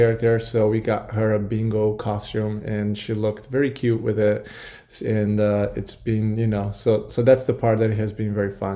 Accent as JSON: {"language": "English", "country": "Brazil", "tie": "born or raised there", "moved": "yes", "lives_now": "United States", "said": "growing up in Brazil, we really didn't have Halloween"}